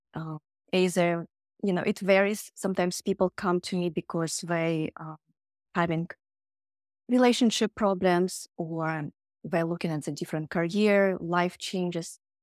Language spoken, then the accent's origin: English; Siberia, Russia; moved away; I grew up in Siberia